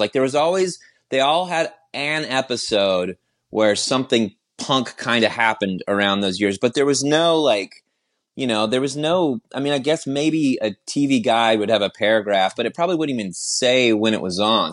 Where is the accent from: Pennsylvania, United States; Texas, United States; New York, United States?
Texas, United States; Austin; I'm from Austin, Texas